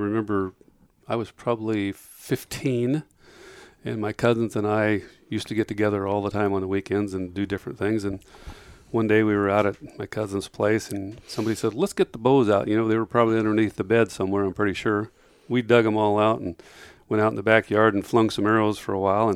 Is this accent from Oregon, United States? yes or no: yes; Eugene, Oregon, United States; I was born right here in Eugene in 1947, so a long time ago.